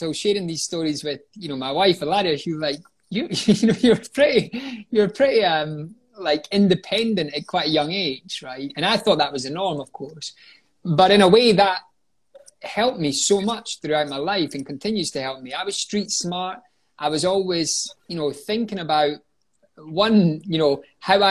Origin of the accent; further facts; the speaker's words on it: Scotland, United Kingdom; moved away as an adult; also born or lived in London; returned home to Scotland